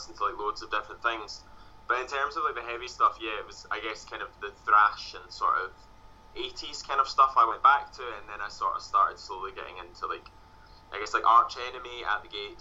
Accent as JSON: {"language": "English", "town": "Glasgow", "region": "Scotland", "country": "United Kingdom", "said": "I'm from Glasgow"}